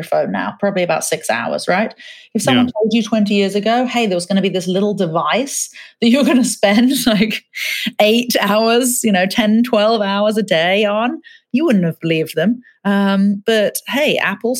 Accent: England, United Kingdom; moved away; I grew up in England, I'd probably spend 4 or 5 hours a day watching TV as a kid.

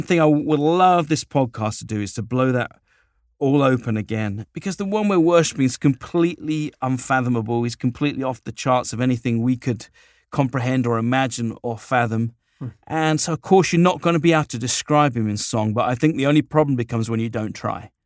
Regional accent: United Kingdom; now in Southern California, United States; I'm a little Brit guy, short little Brit, subject of the Queen

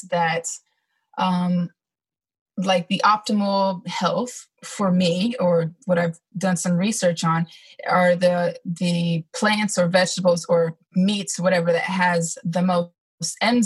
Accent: California, United States; moved away as an adult; also born or lived in Georgia; I didn't grow up in Georgia. I grew up in California, but I ended up in the Georgia area because I was stationed at Fort Stewart, which is in Hinesville, Georgia.

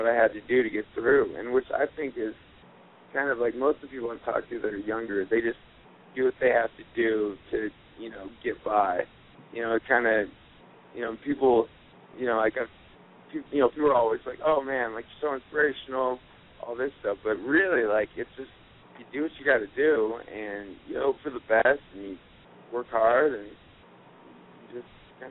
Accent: Aurora, Colorado, United States; Cool. I am from Aurora, Colorado.

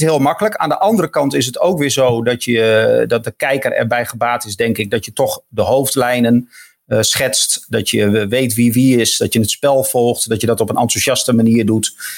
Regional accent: Emmen, Drenthe, Netherlands; Ik kom dan uit Emmen

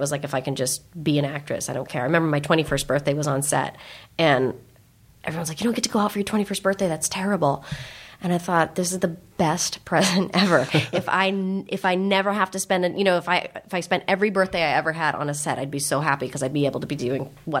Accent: San Francisco, California, United States; born or raised there

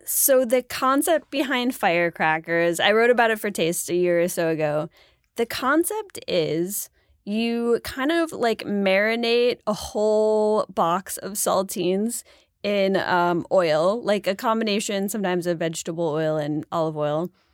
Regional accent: Buffalo, New York, United States; I'm from Buffalo

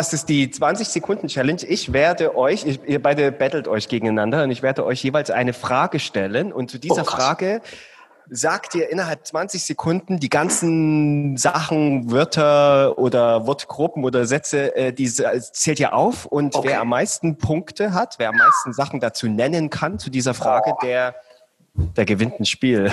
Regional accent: Saxony, Germany; ich bin Sachse

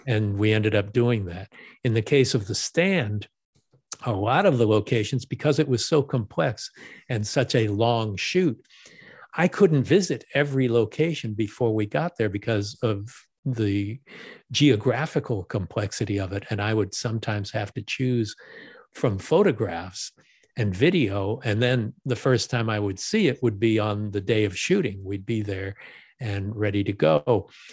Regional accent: Los Angeles, California, United States; I live in Los Angeles, I was born in Los Angeles

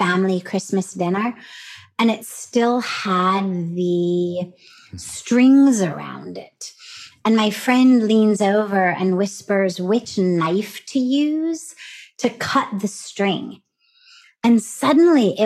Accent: Los Angeles, California, United States; moved away as an adult; now in India; I was raised in the Reform Jewish community of Los Angeles.

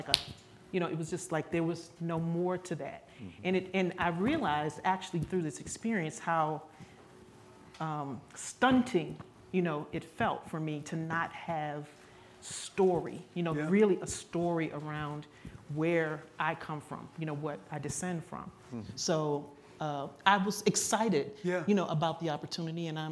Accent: Washington, United States; I grew up in the Washington metropolitan area

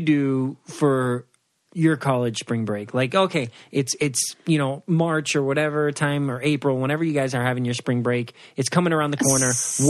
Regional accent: Puerto Rico; I come from Puerto Rico.

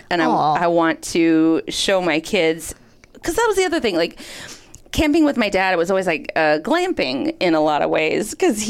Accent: Minnesota, United States; I grew up in Minnesota.

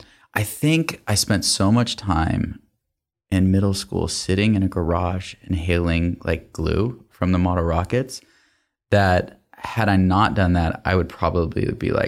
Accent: Atlanta, Georgia, United States; also born or lived in Massachusetts; I grew up, I'd say, in three phases. Born in Massachusetts. That's where my dad's side of the family lived. Up until elementary school, where I went to school in Atlanta, Georgia.

